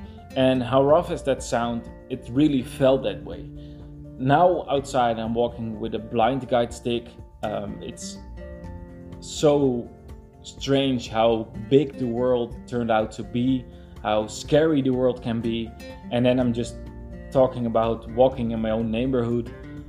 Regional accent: Netherlands; I'm from the Netherlands.

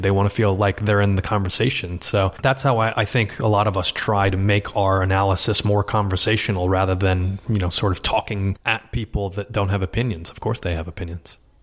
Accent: Westport, Connecticut, United States; moved away as an adult; also born or lived in Los Angeles; I grew up in Westport, Connecticut

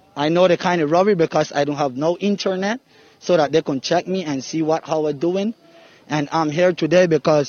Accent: Roatán, Bay Islands, Honduras; moved away as an adult; I'm from Roatan. Born and raised, islander, and that's where I will live.

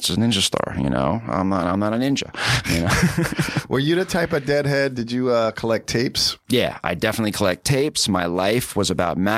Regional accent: New York City, New York, United States; I grew up in New York City. Okay, Upper East Side.

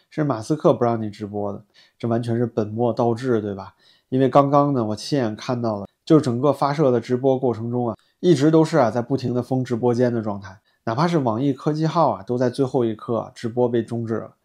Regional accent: China; 我作为一个中国大陆的中国人

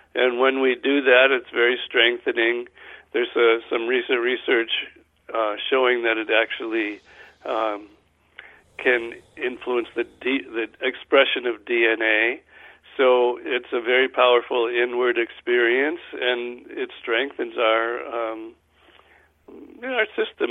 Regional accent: Guilderland, New York, United States; I'm from Guilderland.

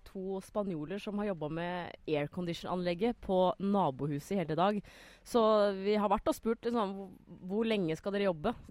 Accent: Norway; Men som nordmann så tenker man sånn Spania, samme det vel. Er det februar, så er det bra vær.

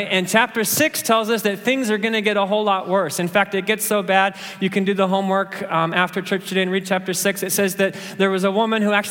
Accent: Kenya; it's just that I'm a Kenyan and I was born to run, right?

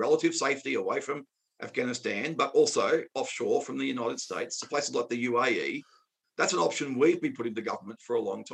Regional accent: Australia; as an Australian, not just as an Australian, former Australian soldier, but as an Australian

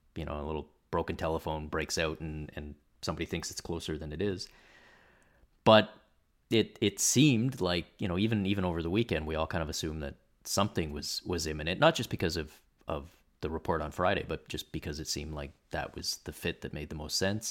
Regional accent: Toronto, Ontario, Canada; moved away; I grew up in Toronto

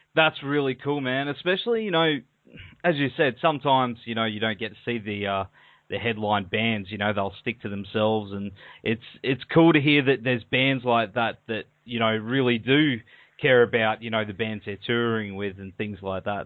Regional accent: Australia; accent: Australian

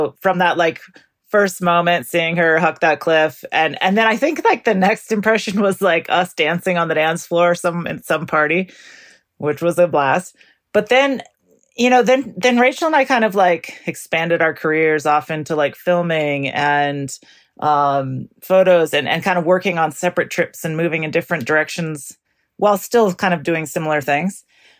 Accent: Idaho, United States; So I grew up in North Idaho, like, way in the boonies, kind of not that far from Canada, actually, on a farm. I grew up on a farm.

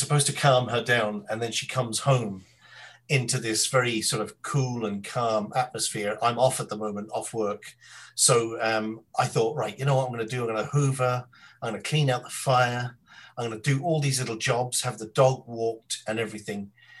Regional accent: London, United Kingdom; born there; But I sort of lived in London, and I was born in London, so I have this kind of. It's not my accent.

